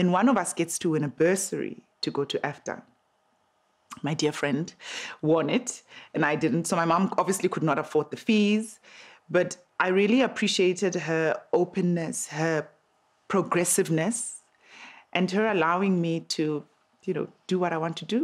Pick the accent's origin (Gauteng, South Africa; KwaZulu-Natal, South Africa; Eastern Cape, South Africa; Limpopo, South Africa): Gauteng, South Africa; Soweto; I grew up in Midolands, in Soweto